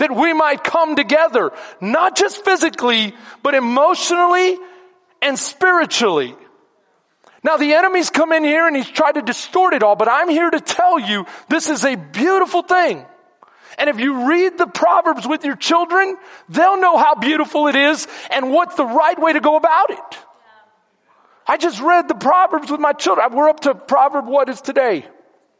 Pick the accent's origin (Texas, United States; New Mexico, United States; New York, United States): Texas, United States; Houston; now in Bastrop, United States; I'm Second Ward